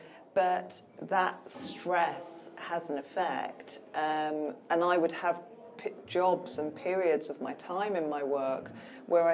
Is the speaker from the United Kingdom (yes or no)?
yes; United Kingdom; we're stoically British